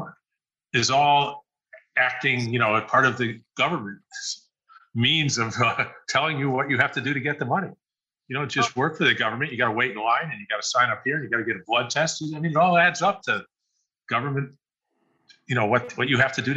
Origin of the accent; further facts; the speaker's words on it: United States; I'm an American here